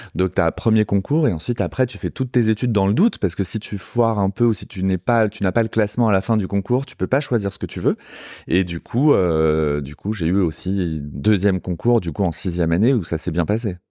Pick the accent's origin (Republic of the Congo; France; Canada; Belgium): France; Sarcelles, Île-de-France; je suis euh, banlieusard, je viens de Sarcelles.